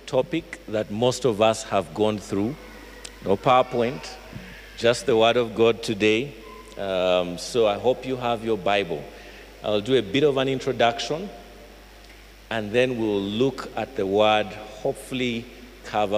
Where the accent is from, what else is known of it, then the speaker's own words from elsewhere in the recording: Fort Portal, Western Region, Uganda; I come from Fort Poto